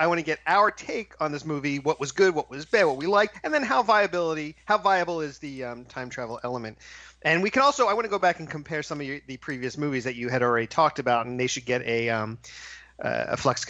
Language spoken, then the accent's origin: English; Philadelphia, Pennsylvania, United States; I'm from Philadelphia